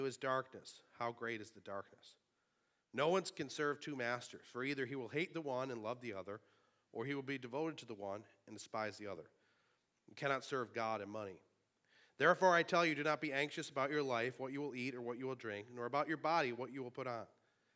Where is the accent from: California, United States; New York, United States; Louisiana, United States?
New York, United States; Sanborn; born or raised there